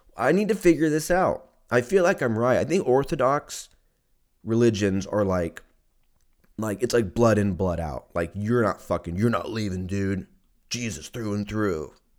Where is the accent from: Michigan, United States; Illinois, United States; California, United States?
California, United States; Lancaster; now in Austin, United States; I grew up in Lancaster